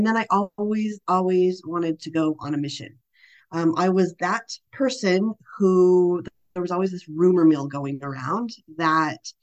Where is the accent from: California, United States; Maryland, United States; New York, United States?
California, United States; moved away as an adult; now in Orlando, United States; I was born and raised in California, I do consider Orlando, Florida my home